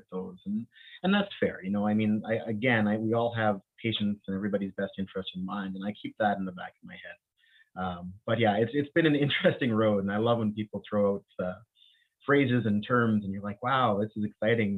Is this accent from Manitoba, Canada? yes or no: yes; Winnipeg, Manitoba, Canada; accent: St. Vital, Winnipeg; also born or lived in Bahamas; I'm originally from the Bahamas and I was born there, but moved here when I was fairly young to Winnipeg